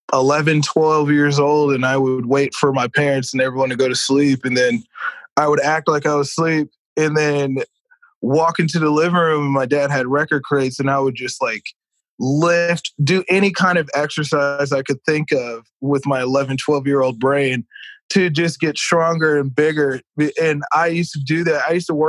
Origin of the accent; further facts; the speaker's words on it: California, United States; also born or lived in Missouri / Carolina; I lived in Missouri. I lived in California. Those were the three big places. I tell people I'm from California, but I technically spent more time out in Missouri than any other place.